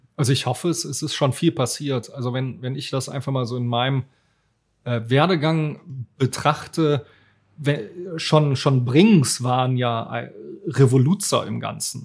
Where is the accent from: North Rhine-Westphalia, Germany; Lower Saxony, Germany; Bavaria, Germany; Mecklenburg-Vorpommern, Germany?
North Rhine-Westphalia, Germany; Cologne; accent: Rhenish; ich bin natürlich auch hier in Köln groß geworden